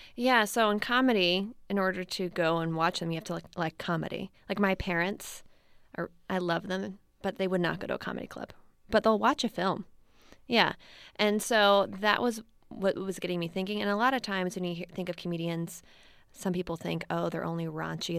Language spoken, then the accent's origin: English; Baltimore, Maryland, United States; also born or lived in Missouri / Washington, D.C.; now in San Francisco, United States; I am originally from Baltimore